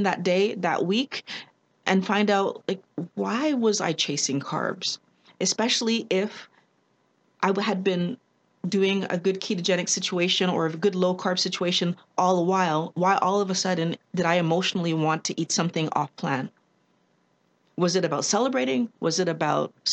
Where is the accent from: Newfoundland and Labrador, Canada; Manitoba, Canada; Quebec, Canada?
Quebec, Canada; Canadian, born and raised in Quebec with parents from Barbados and Trinidad